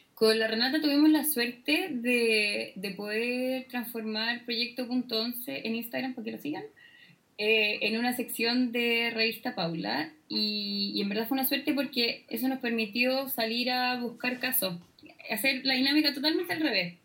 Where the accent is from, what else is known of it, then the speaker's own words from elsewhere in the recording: Chile; como chilenos le damos